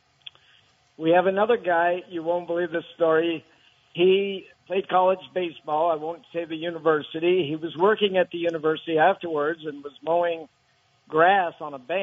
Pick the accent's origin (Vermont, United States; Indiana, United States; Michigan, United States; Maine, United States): Vermont, United States; Burlington; Growing up in Burlington, Vermont, you know, just in a middle-class family